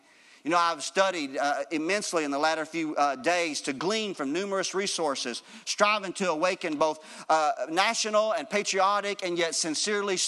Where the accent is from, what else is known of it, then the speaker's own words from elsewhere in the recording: United States; being an American citizen